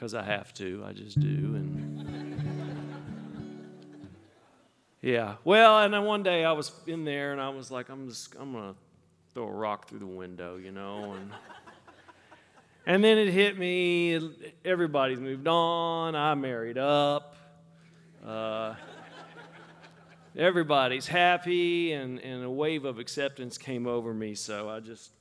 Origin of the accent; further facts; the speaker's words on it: Swope, Virginia, United States; moved away as an adult; now in Virginia, United States; I grew up in the Shenandoah Valley in a little town called Swope